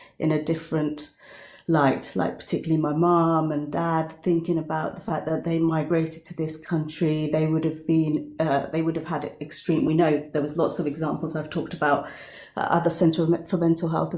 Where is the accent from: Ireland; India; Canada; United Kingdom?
United Kingdom; I grew up as a British Bengali Muslim woman